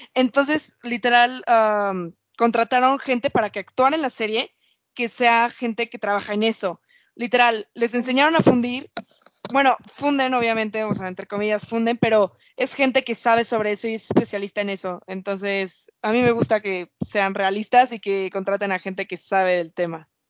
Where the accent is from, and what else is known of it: Mexico